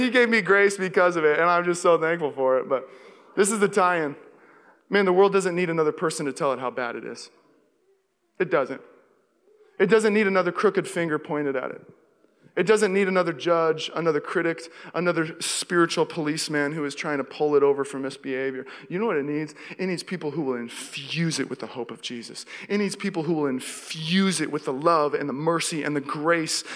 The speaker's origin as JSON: {"language": "English", "town": "Seattle", "region": "Washington", "country": "United States", "tie": "born or raised there", "also_born_or_lived": "Los Angeles", "moved": "as an adult", "lives_now": "Walnut Creek, United States", "said": "I grew up in Seattle"}